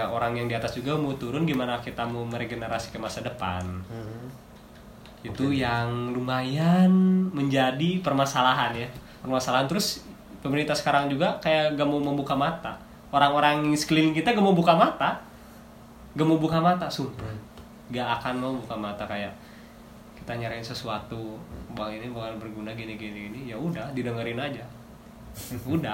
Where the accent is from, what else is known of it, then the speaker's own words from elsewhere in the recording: Indonesia; accent: Indonesian; mereka nggak mempermasalahin kayak aksen gua gimana hmm. aksen dianya yang penting dia ngerti gua ngerti udah Indonesia iya. ya aksen Indonesia men